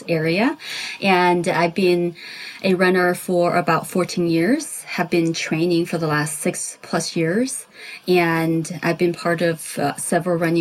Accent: China; now in Southern California, United States; I grew up in China. I'm an immigrant.

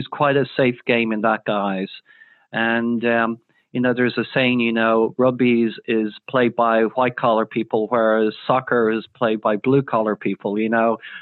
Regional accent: Ireland; growing up in Ireland.

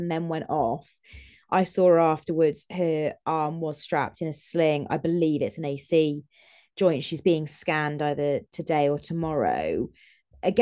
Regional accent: Welsh, Wales, United Kingdom; I am Welsh

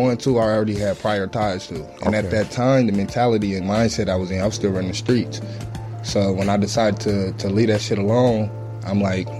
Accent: Chicago, Illinois, United States; It is. I'm sure it's probably the same thing, man. Chicago's rough. It's a tough city. You got to have thick skin.

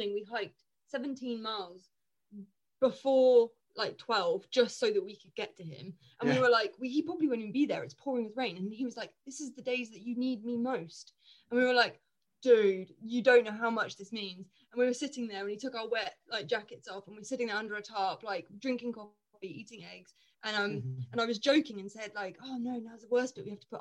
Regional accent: England, United Kingdom

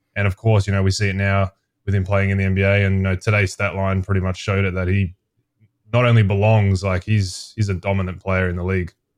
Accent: Melbourne, Victoria, Australia; moved away as an adult; also born or lived in Brisbane / Boise

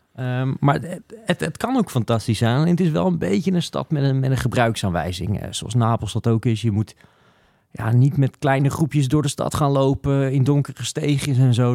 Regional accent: Netherlands

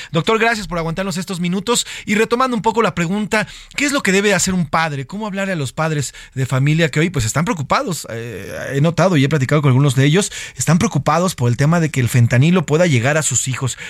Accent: Mexico; como yo y como muchos mexicanos

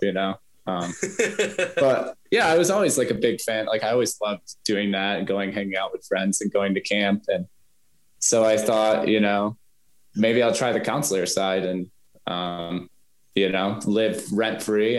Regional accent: United States; being an American

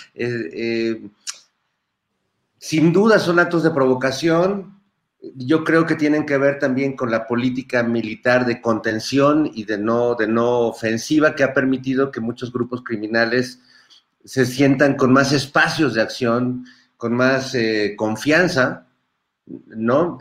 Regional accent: Mexico

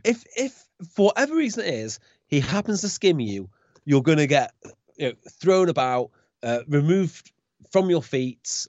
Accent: Welsh, Wales, United Kingdom; as a Welsh fan growing up

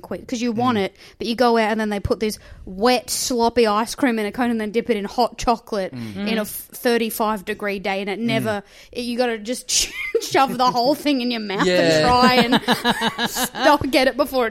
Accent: Queensland, Australia; I'm from Queensland. I need to cool down.

